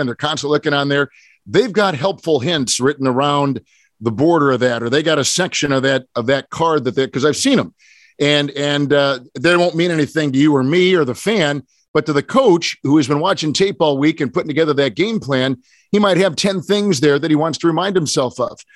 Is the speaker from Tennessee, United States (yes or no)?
no; Green Bay, Wisconsin, United States; I grew up in Green Bay